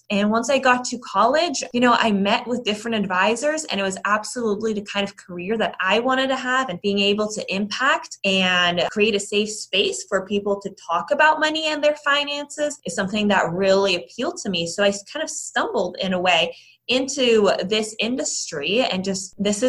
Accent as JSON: {"language": "English", "country": "Netherlands", "tie": "born or raised there", "also_born_or_lived": "Ireland", "moved": "yes", "lives_now": "United States", "said": "So my family actually grew up in Europe. And so really the first half of my life I spent in the Netherlands and in Ireland."}